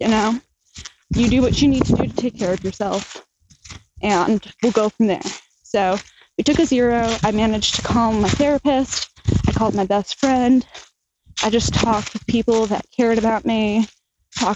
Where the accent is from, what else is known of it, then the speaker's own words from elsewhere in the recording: New Jersey, United States; I'm from Jersey